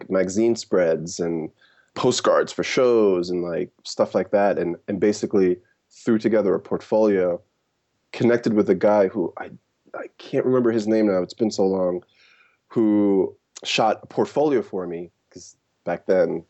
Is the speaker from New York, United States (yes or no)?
yes; New York City, New York, United States; also born or lived in Jamaica; I grew up in New York, like I mentioned. I'm originally from Jamaica, the West Indies. And, you know, in the 90s, I moved to Brooklyn, me and my mom.